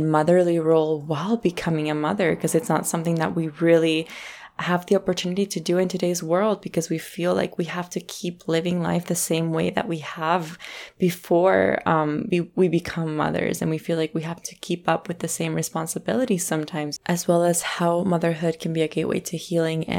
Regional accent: Colombia; we're both originally from Colombia

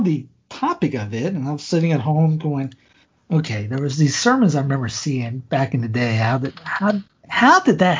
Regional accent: Cowpens, South Carolina, United States; accent: Southern twang; also born or lived in Florida / Denver, Colorado; I grew up, born in Florida, grew up in Cowpens, South Carolina.

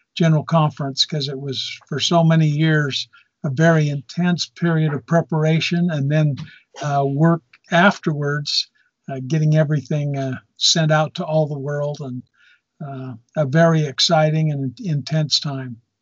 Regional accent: Lewiston, Utah, United States; I grew up in Cache Valley, up in Lewiston

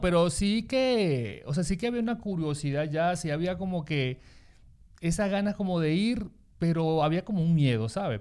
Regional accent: Lara, Venezuela; also born or lived in Maracaibo; now in Spain; yo soy de Lara

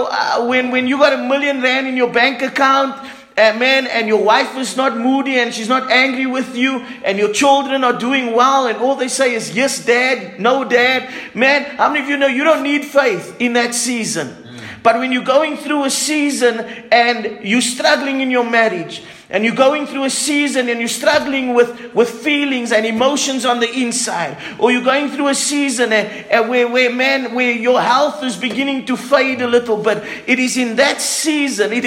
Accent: Cape Town, Western Cape, South Africa; moved away; I grew up in Cape Town

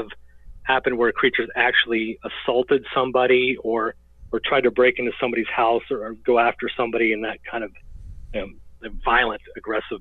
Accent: Greensburg, Pennsylvania, United States; my hometown of Greensburg, Pennsylvania

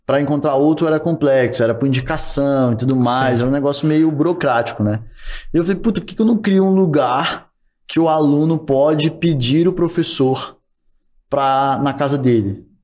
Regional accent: Minas Gerais, Brazil; Sou mineiro.

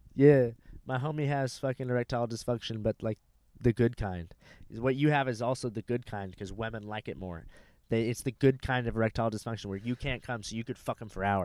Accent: Fort Walton Beach, Florida, United States; now in Los Angeles, United States; I was born in Destin, or I was born in Fort Walton Beach

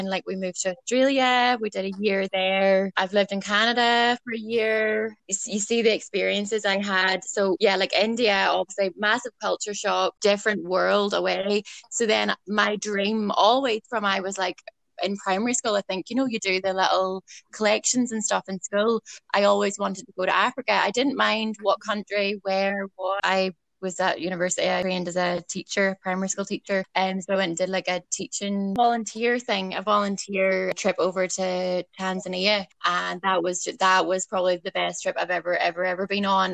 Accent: Ballycastle, Northern Ireland, United Kingdom; I'm from Ballycastle, where the girls are from.

